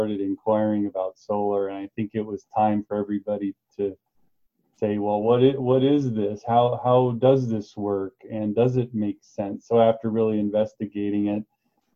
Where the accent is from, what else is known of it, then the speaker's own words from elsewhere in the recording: Wisconsin, United States; we're from Wisconsin